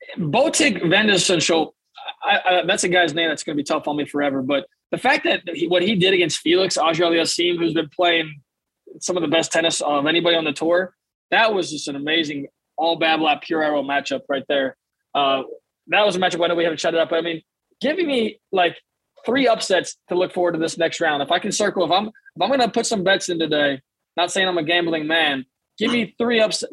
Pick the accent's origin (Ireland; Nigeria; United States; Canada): United States; a American tennis fan myself